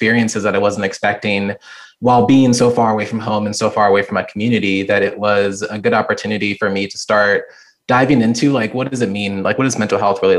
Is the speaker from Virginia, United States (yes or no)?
yes; near Quantico, Virginia, United States; also born or lived in Richmond, Virginia / Vermont; now in Charlottesville, United States; I've lived in Virginia my entire life. I'd been born and raised near Quantico, Virginia, a small military town